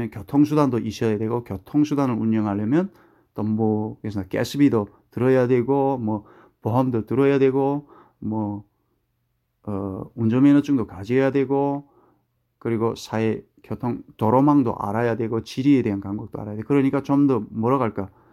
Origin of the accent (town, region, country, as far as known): North Korea; now in United States